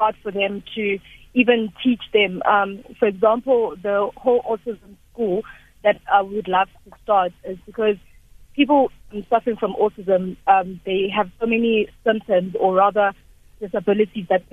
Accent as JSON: {"language": "English", "town": "Izingolweni", "region": "KwaZulu-Natal", "country": "South Africa", "tie": "born or raised there", "moved": "as an adult", "lives_now": "Johannesburg, South Africa", "said": "I was born and bred in Isingolweni, and I came to Joburg because of studying."}